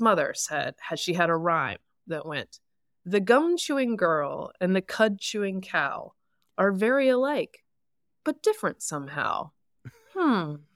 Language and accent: English; the South, United States; I'm from the South